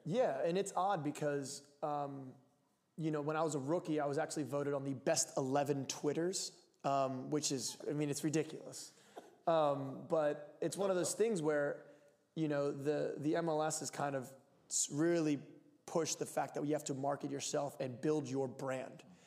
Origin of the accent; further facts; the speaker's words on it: Lancaster, Pennsylvania, United States; now in Portland, United States; I'm from Lancaster, Pennsylvania, the Amish capital of the world.